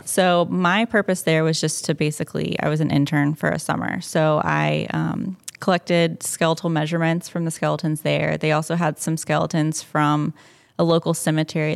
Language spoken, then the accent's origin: English; Cumming, Georgia, United States; moved away; I grew up just north of Atlanta in Cumming, Georgia